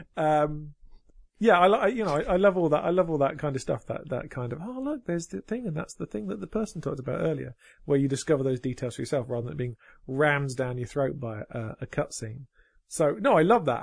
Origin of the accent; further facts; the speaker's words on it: United Kingdom; I'm just being British